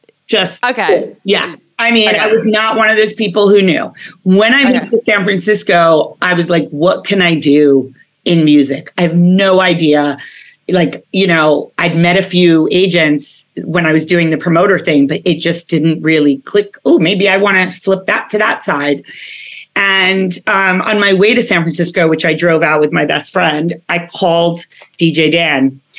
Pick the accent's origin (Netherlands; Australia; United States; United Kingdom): United Kingdom; born there; because I was born in England. I know it doesn't sound like it.